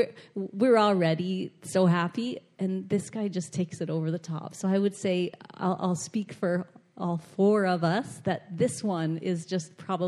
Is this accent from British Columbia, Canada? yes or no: no; Toronto, Ontario, Canada; No, but I'm from Toronto. We don't talk.